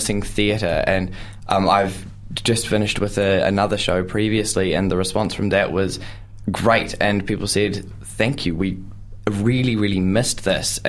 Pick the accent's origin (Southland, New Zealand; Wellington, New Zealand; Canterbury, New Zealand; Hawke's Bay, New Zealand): Canterbury, New Zealand; Christchurch; moved away as an adult; now in Dunedin, New Zealand; I am originally from Christchurch, and so moved down to Dunedin for studying